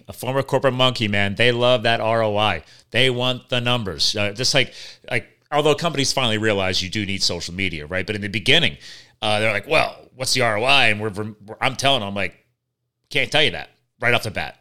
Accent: Pennsylvania, United States; right here in my home state of Pennsylvania

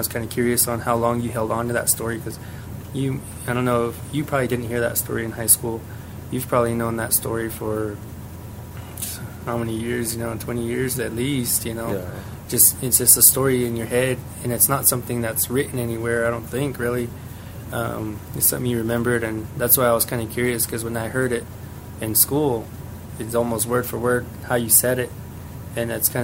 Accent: New Mexico, United States; we're Apache

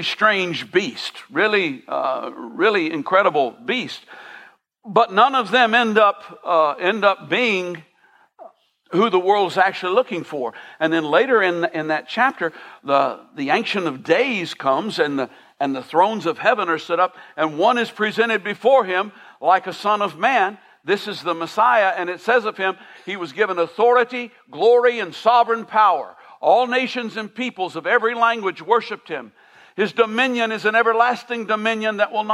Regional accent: Millersville, United States; I grew up in Millersville

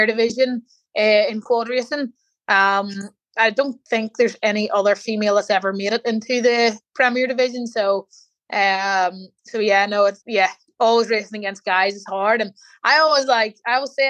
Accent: Newry, Northern Ireland, United Kingdom; where my hometown is, in Newry

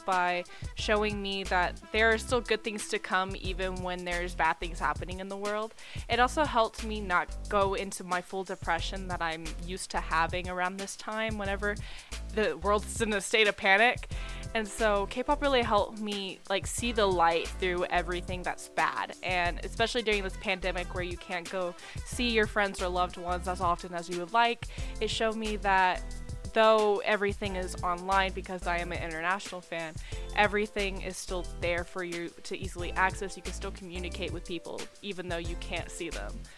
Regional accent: Texas, United States; I'm from Texas.

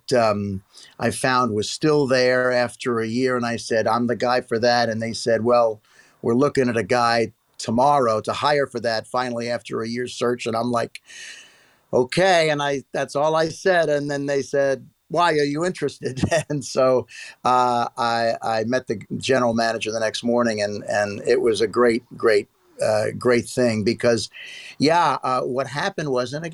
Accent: New York, United States; moved away as an adult; also born or lived in Los Angeles; I'm totally a New Yorker.

